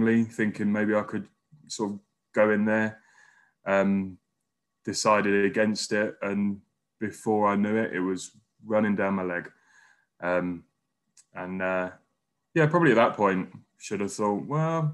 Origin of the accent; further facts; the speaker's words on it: London, United Kingdom; moved away as an adult; also born or lived in Wales; now in Newcastle, United Kingdom; I'm a Londoner by birth, but moved up here about 2 months ago.